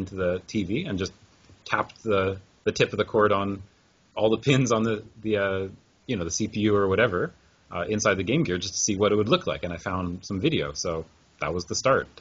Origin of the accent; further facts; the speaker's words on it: Vancouver, British Columbia, Canada; moved away as an adult; now in Japan; I grew up in Vancouver, Canada. And 2002, when I graduated university, I came to Japan and started teaching English, and I'm still in Japan now